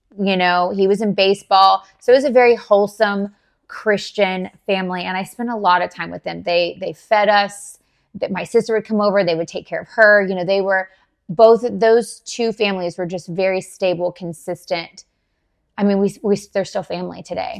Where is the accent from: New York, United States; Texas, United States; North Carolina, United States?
Texas, United States; Dallas; moved away as an adult; also born or lived in Garland, Texas; now in Jacksonville, United States; I was born and raised in Dallas, Texas